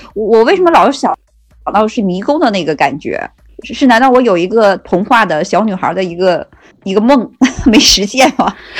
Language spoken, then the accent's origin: Chinese; Northeast China, China; 就我们东北人就讲，我就觉得我们就是实在人，